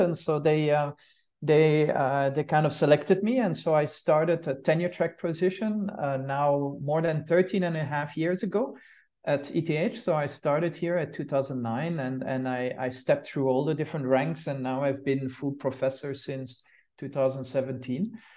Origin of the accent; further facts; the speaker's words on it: Brussels, Brussels-Capital Region, Belgium; moved away as an adult; also born or lived in Switzerland / United States; now in Zurich, Switzerland; I'm, I'm, uh, from Brussels, from Brussels, Belgium. That's also where I star-, started my studies